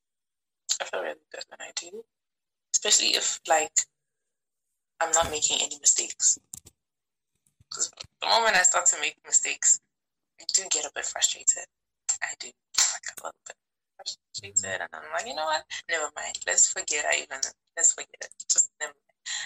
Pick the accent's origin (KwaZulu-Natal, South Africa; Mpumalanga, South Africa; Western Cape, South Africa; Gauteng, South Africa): Gauteng, South Africa; Pretoria; also born or lived in Limpopo; I was born in Zanin, mm-hmm. which is a town in Limpopo, and I grew up in Pretoria